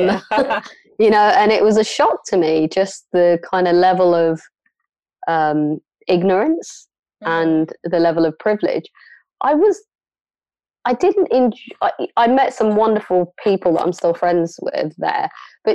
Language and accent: English; London, United Kingdom; moved away as an adult; now in Bristol, United Kingdom; I grew up in London, Northwest London, on Stonebridge Estate